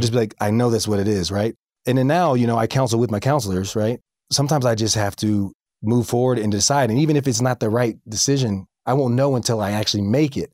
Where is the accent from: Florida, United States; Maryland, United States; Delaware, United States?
Florida, United States; Tallahassee; now in Springville, United States; I'm from the South